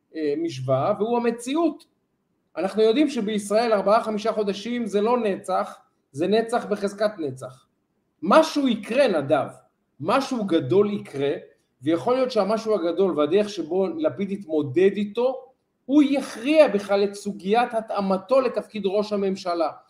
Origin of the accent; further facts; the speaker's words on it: Israel; אנחנו לצערי ישראלים